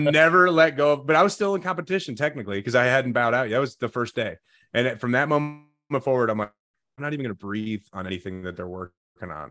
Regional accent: Chicago suburbs, Illinois, United States; moved away; I grew up in the Chicago suburbs

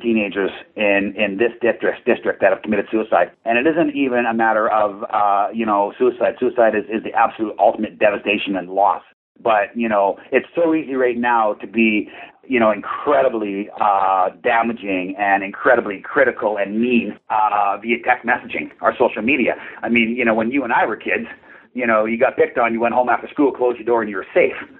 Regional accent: Port Coquitlam, British Columbia, Canada; Portland, my hometown, where our head office is

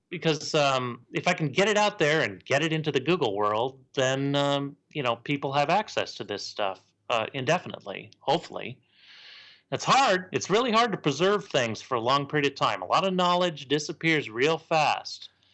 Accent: Portland, Oregon, United States; I was born in Portland.

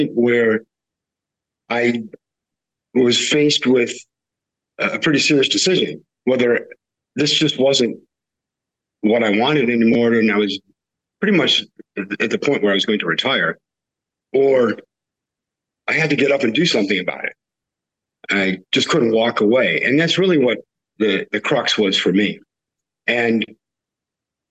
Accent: the West, United States; I grew up in the West

